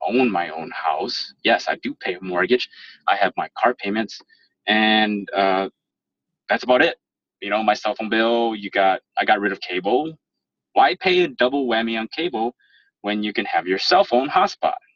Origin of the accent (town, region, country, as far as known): Minnesota, United States; born or raised there; accent: proper professional accent